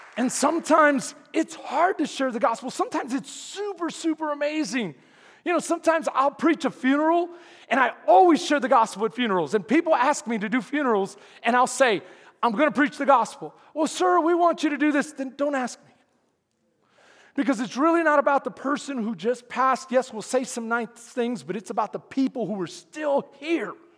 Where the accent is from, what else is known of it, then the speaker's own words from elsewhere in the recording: Houston, Texas, United States; I'm from Houston